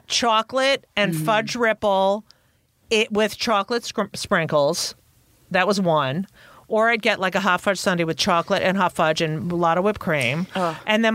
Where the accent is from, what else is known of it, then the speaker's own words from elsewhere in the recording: Clark, New Jersey, United States; also born or lived in Newark, New Jersey / Elizabeth, New Jersey; Yeah, I grew up in Clark.